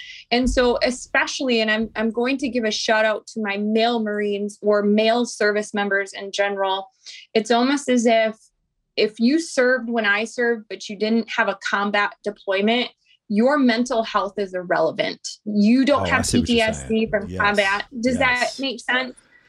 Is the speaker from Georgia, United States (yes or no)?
no; Fort Bragg, North Carolina, United States; born there; I am from a family with a long lineage of veterans. And so, you know, I'm an Army brat. I was born in Fort Bragg.